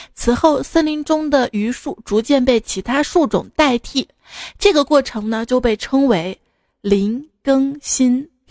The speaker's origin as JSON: {"language": "Chinese", "country": "China", "also_born_or_lived": "Sichuan", "said": "我们中国人"}